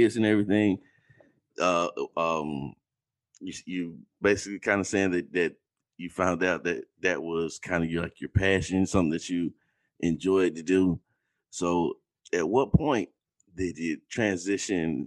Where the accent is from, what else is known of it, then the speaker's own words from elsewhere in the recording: Valdosta, Georgia, United States; I grew up in Valdosta, Georgia